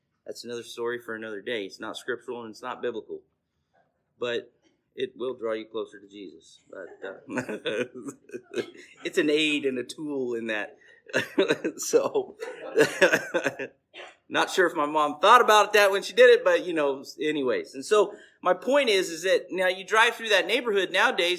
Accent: Bakersfield, California, United States; I was born and raised in Lower East Bakersfield

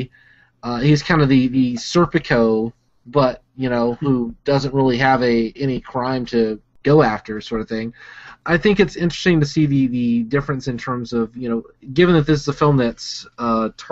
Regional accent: Huntsville, Alabama, United States; I grew up in Alabama

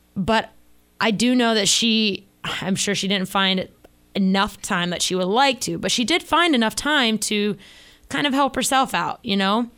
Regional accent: Florida, United States; growing up in Florida, uh, water was always, like, our main thing.

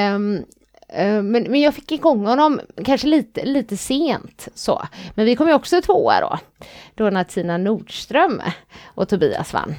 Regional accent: Gothenburg, Västra Götaland, Sweden; accent: Gothenburg dialect (göteborgska); Jag är, jag är, stolt över min göteborgska.

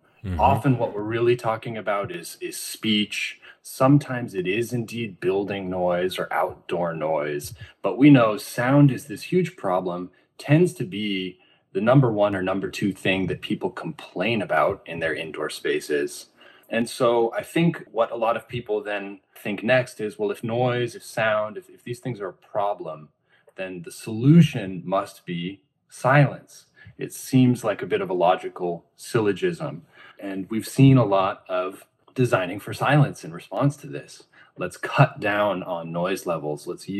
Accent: California, United States; I'm from the California coast, again, quiet in the sense that Santa Cruz beaches, you know, where I used to spend a lot of time, you don't have a lot of man-made noise

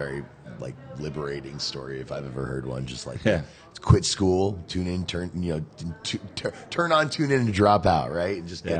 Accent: New Jersey, United States; now in California, United States; I grew up in New Jersey.

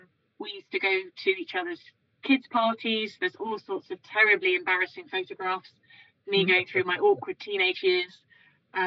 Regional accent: New York, United States; born there; And so I was born in New York. And so, you know, when you're born in the US, you become a US citizen.

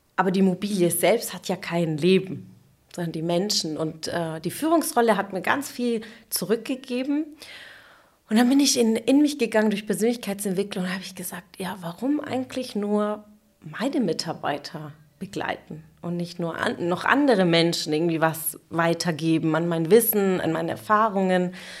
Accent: Sindelfingen, Baden-Württemberg, Germany; also born or lived in Munich / Stuttgart / Karlsruhe; ich bin aber im Schwabenland geboren

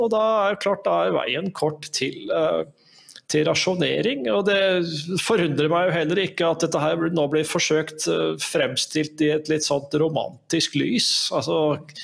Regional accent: Norway; also born or lived in Italy

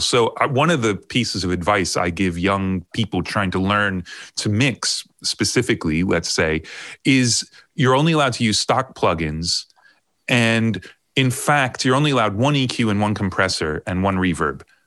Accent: Long Island, New York, United States; moved away as an adult; also born or lived in Ohio / Miami / London; now in United Kingdom; i grew up on long island i was born in ohio then we moved to new york when i was um, i don't know 11 is that right? No, nine, something like that. So I grew up on Long Island uh, all the way through high school

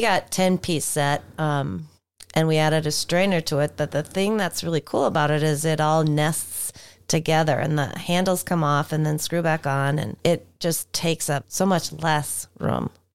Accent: Duluth, Minnesota, United States; I grew up in Duluth

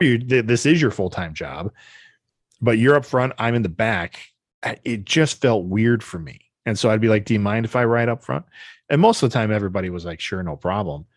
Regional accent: Wisconsin, United States; We're from Wisconsin

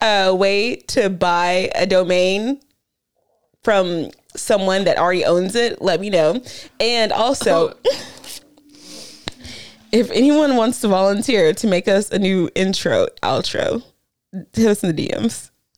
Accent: Dallas, Texas, United States; I'm technically from Dallas

